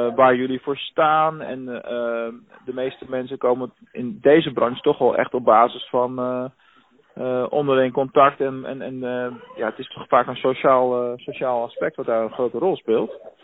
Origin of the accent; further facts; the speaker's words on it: Rotterdam, South Holland, Netherlands; now in Venlo, Netherlands; ik kom zelf uit Rotterdam, dus ik weet wel hoe het werkt in de grote stad